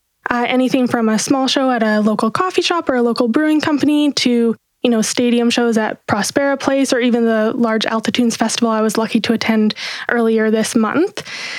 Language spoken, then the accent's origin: English; Jasper, Alberta, Canada; moved away as an adult; now in Kelowna, Canada; I actually grew up in a small town called Jasper, Alberta. It's a national park just kind of on the border of BC and Alberta in the beautiful Rocky Mountains. And I moved here for school in 2013.